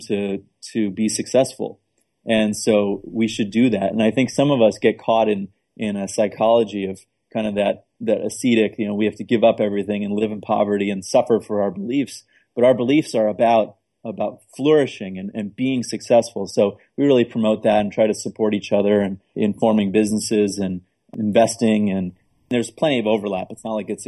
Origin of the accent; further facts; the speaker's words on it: New York City, New York, United States; moved away as an adult; now in Portsmouth, United States; I moved from Manhattan. I spent, you know, most of my youth there. And part of growing up in New York City